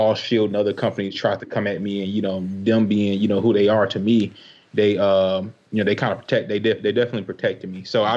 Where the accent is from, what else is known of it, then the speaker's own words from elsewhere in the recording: Chicago, Illinois, United States; I'm from Chicago